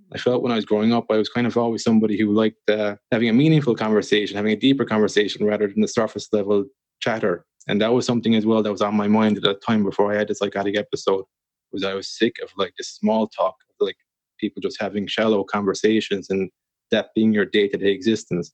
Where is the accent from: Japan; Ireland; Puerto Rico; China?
Ireland; a guy growing up in Ireland